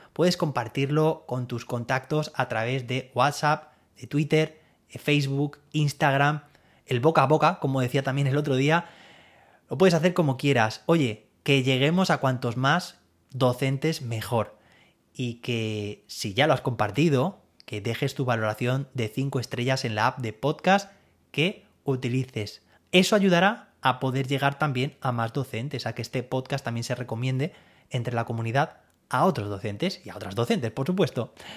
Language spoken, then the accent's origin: Spanish; Alicante, Valencian Community, Spain; Yo soy de Alicante